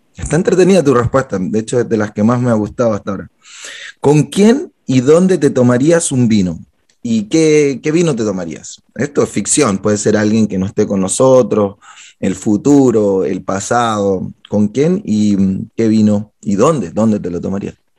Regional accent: Guayaquil, Guayas, Ecuador; nacimos en la misma ciudad, en Guayaquil

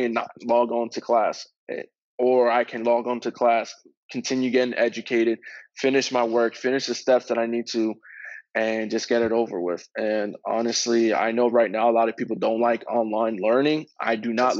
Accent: Reading, Pennsylvania, United States; growing up in Reading, Pennsylvania as a kid

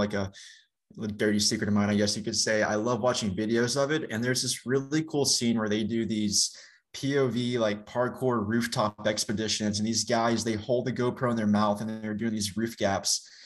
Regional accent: Young Harris, Georgia, United States; also born or lived in Hiawassee, Georgia; I was born and raised in Young Harris, Georgia, and Hiawassee is the neighboring city

